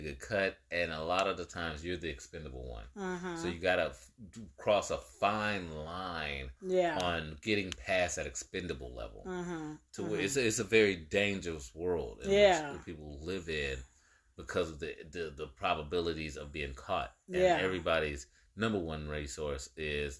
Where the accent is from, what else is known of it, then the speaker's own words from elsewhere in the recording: the Bay Area, California, United States; I grew up in the Bay